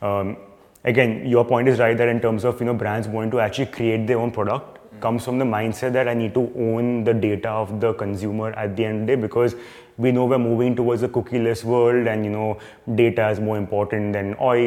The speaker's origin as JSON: {"language": "English", "town": "Mumbai", "region": "Maharashtra", "country": "India", "also_born_or_lived": "Gurgaon", "said": "I'm being from Bombay"}